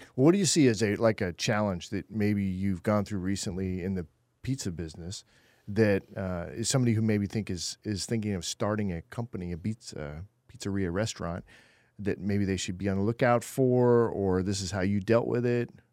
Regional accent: California, United States; moved away as an adult; now in Texas, United States; I'm originally from California

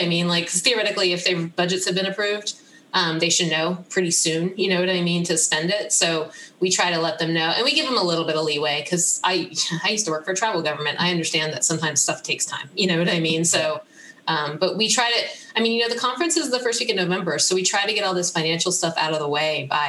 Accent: Central Pennsylvania, United States; I grew up in Central Pennsylvania

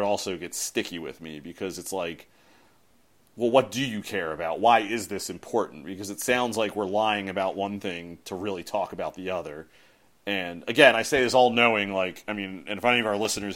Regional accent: United States; being an American who does not live in London

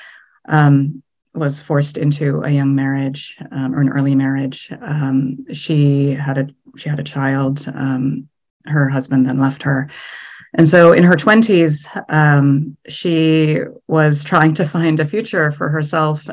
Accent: United States; I'm Egyptian American

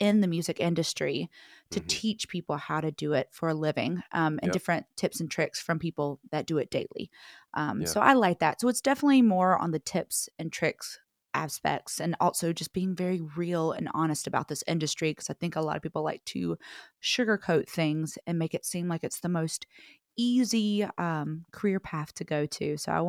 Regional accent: the South, United States; which I am from the South, but I feel like I've been pulling more West Coaster

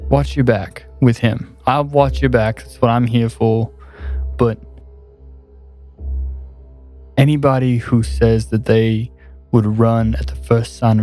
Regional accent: Alabama, United States; we're from Alabama

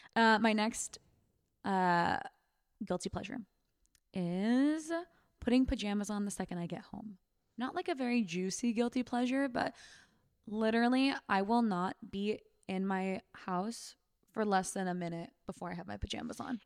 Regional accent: Sacramento, California, United States; I'm from Sacramento

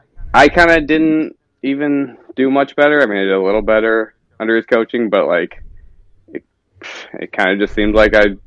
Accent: Naperville, Illinois, United States; now in Minnesota, United States; Grew up in Chicago area, Naperville, if you know the town.

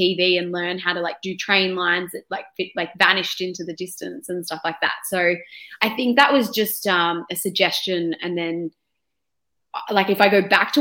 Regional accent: Melbourne, Victoria, Australia; So Melbourne, born and bred

